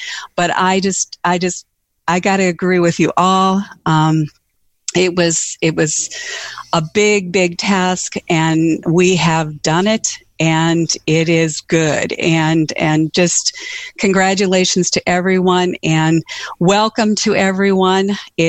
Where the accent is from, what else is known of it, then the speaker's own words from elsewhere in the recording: North Dakota, United States; I'm from North Dakota, and you all know we have snow.